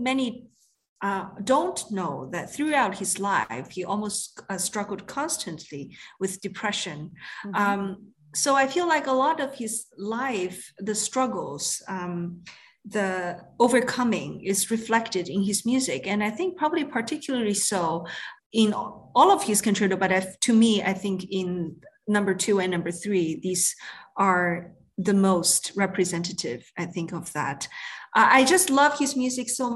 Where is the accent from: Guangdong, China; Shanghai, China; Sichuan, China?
Guangdong, China; moved away; when I was young, growing up in China, in a city part of the Canton province across from Hong Kong